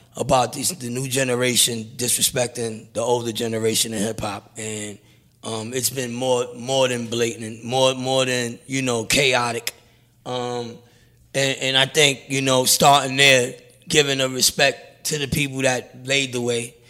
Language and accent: English; New York City, New York, United States; I'm from Brownsville